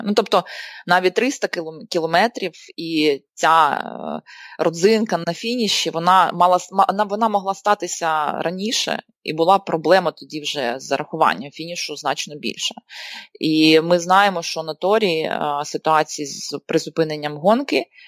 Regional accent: Donbas, Ukraine; moved away; я з Донбасу і моя родина, на жаль, ще досі лишається в окупації

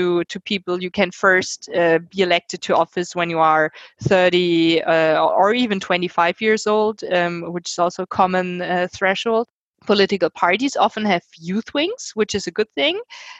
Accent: Germany; I'm from Germany

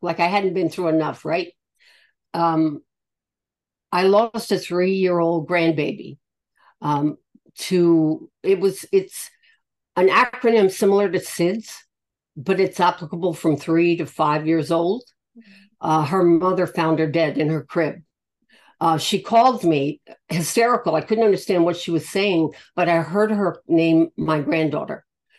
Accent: the South, United States; I'm from the South, a Yankee, of all things.

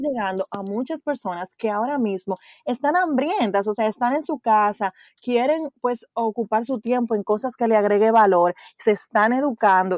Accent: Dominican Republic; moved away; also born or lived in United States; yo vivimos en República Dominicana pero yo viví en Estados Unidos, regresé al país en octubre del 2016

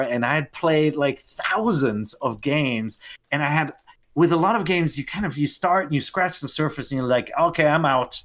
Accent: Germany; moved away as an adult; also born or lived in Tokyo, Japan; I grew up in Germany

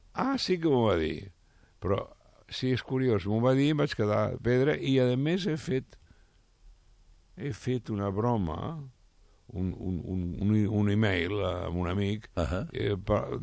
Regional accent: Barcelona, Catalonia, Spain; jo sóc de Sarrià

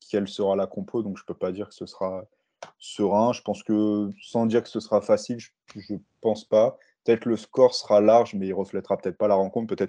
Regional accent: Paris, Île-de-France, France; Euh, un joueur comme euh, Macalou aussi, en, tant que, en tant que Parisien, ça me fait plaisir de le voir

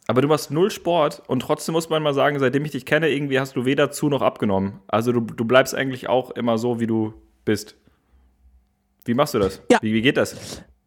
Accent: Gevelsberg, North Rhine-Westphalia, Germany; now in Berlin, Germany; in meiner Heimat Gebelsberg

